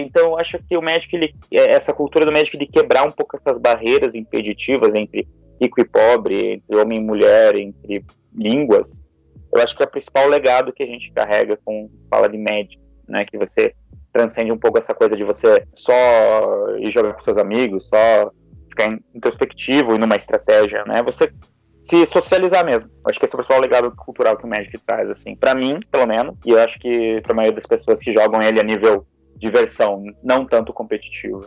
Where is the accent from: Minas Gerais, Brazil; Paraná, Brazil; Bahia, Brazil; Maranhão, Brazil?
Paraná, Brazil; Curitiba; eu sou de Curitiba